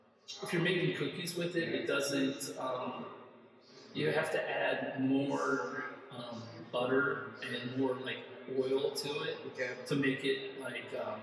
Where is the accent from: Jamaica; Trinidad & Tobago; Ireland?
Ireland; But yeah, but the thing is like, I'm an Irish boy.